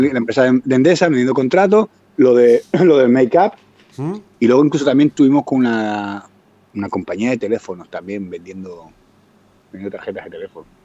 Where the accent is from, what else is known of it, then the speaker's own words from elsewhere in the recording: Tenerife, Canary Islands, Spain; moved away as an adult; now in Finland; yo vengo de Tenerife